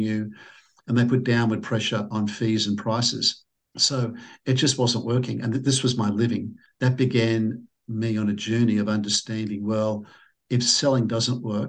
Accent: Sydney, New South Wales, Australia; I'm from Sydney, Australia

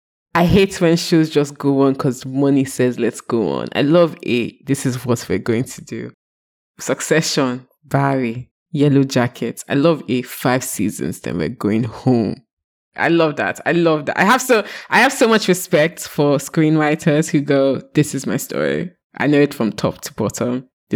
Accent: Nigeria; as a Nigerian girl, I think she's very sassy to her mommy and her daddy

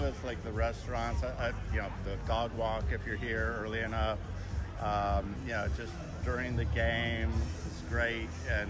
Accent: Brookhaven, Georgia, United States; Brookhaven, class of 83.

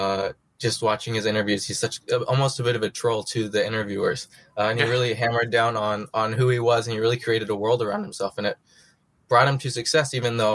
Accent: American Midwest, United States; now in New York, United States; I was born in the American Midwest

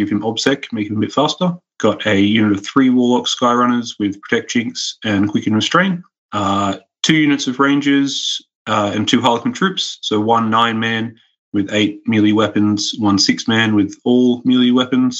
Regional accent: Australia; also born or lived in Newcastle, New South Wales; I'm from Australia. I'm in Newcastle, which is quite close to Sydney

